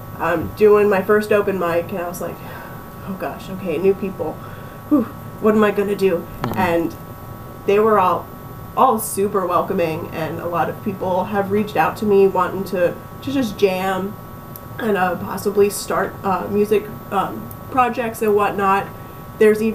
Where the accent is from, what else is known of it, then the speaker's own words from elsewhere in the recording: Bethlehem, Pennsylvania, United States; moved away as an adult; now in Florida, United States; Originally, I'm from Pennsylvania